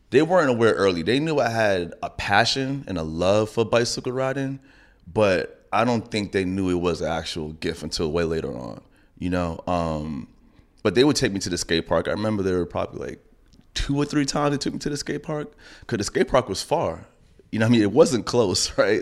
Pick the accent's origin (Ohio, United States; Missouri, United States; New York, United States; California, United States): New York, United States; New York City; I grew up in Laurelton